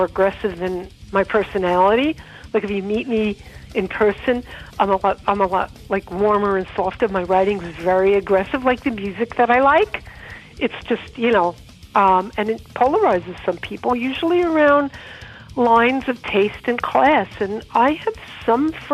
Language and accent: English; New York City, New York, United States; I grew up in Rockaway